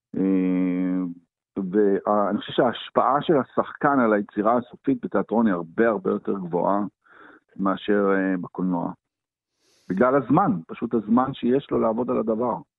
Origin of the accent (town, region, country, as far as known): Haifa, Haifa District, Israel; born or raised there